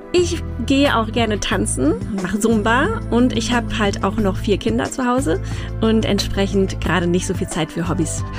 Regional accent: Mainz, Rhineland-Palatinate, Germany; also born or lived in Munich / France / Japan; Also ich bin in Mainz-Gonsenheim geboren und dann mit fünf Jahren nach Hechtsheim umgezogen. Bin in Weisenau zur Schule gegangen

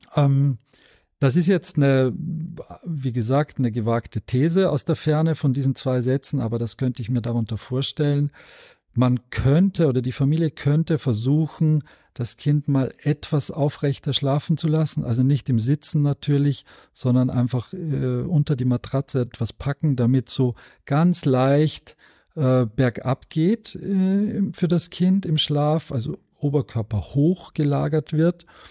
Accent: Austria; ich als äh, Österreicher

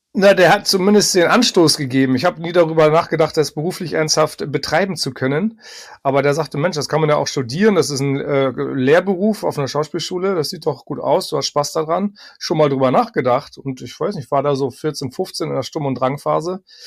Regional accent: Hamburg, Germany; moved away; also born or lived in Berlin; zurückgezogen in meine Geburtsstadt Hamburg

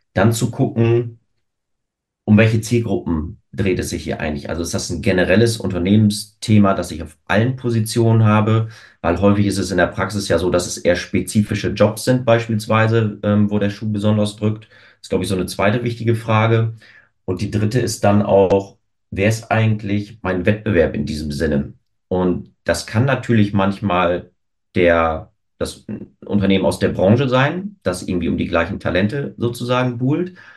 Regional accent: Osnabrück, Lower Saxony, Germany; moved away as an adult; now in Hamburg, Germany; in Osnabrück geboren, lebe mittlerweile seit fünfeinhalb Jahren in Hamburg

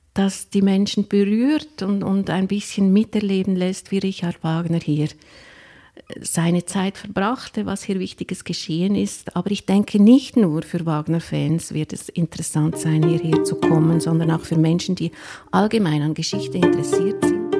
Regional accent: Lucerne, Switzerland; Ich bin in Luzern geboren und habe jetzt das große Glück, eigentlich am schönsten Platz in Luzern arbeiten zu dürfen.

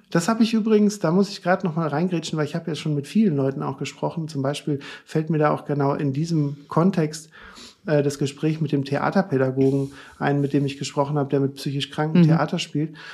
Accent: Cologne, North Rhine-Westphalia, Germany; Ich komme aus Köln, 20 Minuten von Brühl entfernt

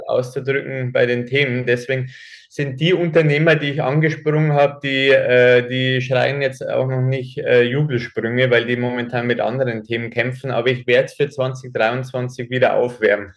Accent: Germany; hier bei uns in Deutschland

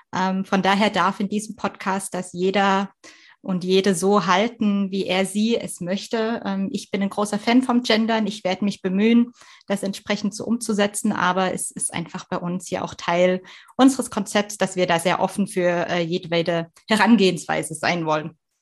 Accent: East Germany, Germany; moved away; also born or lived in Swabia; Ich komme aus Ostdeutschland.

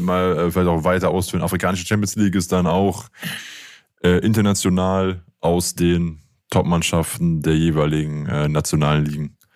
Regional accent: Aachen, North Rhine-Westphalia, Germany; also born or lived in Bayreuth; ich bin Aachener, arbeite beim, arbeite sehr gerne beim ersten FC Köln

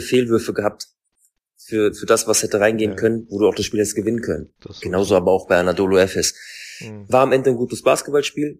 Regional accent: Frankfurt, Hesse, Germany; ich komme aus Frankfurt

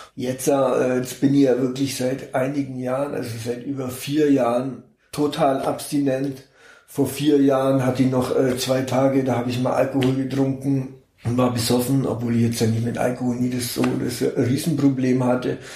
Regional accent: Augsburg, Bavaria, Germany; ich komme aus Augsburg geboren, Augsburg. genau. Ich bin in Augsburg geboren, 1972

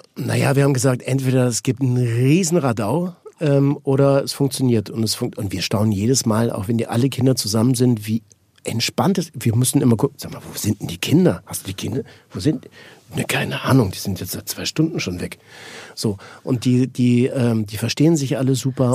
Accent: Switzerland; ich bin Schweizer.

